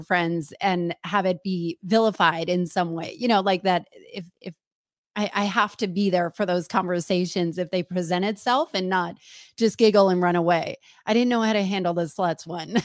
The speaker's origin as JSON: {"language": "English", "region": "New Jersey", "country": "United States", "said": "I'm from New Jersey"}